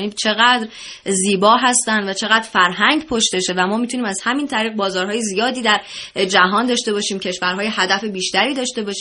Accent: Iran; ما ایرانی هستیم و طبیعتا سلیقه ما ایرانی پسنده

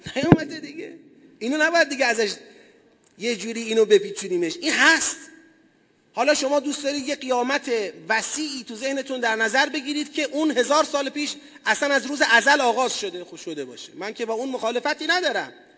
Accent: Tasuj, East Azerbaijan, Iran; moved away; پدرم اهل تسوجه

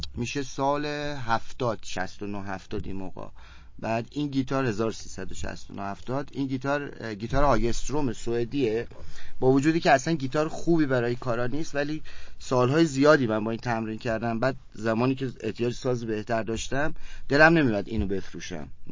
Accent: Kerman, Kerman Province, Iran; من کرمانی هستم کرمان به دنیا اومدم و همونجا بزرگ شدم

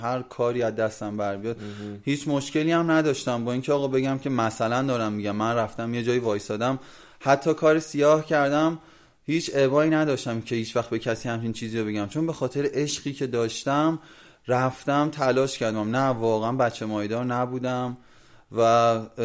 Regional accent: Iran; moved away as an adult; also born or lived in Brazil; من ایرانی هم

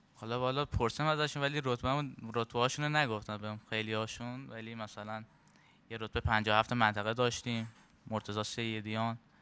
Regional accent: Ahvaz, Khuzestan, Iran

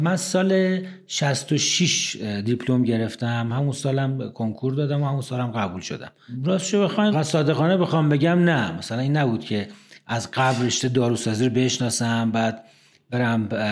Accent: Tehran, Tehran Province, Iran; also born or lived in Ahvaz, Khuzestan; من متولد نهم خرداد 1348 هستم در تهران توی قلحک بیمارستان کیام متولد شدم

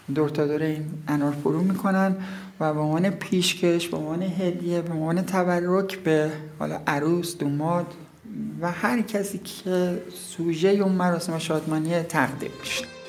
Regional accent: Taft, Yazd Province, Iran; زاده اینجا هستم در روستای مبارکه به دنیا اومدم

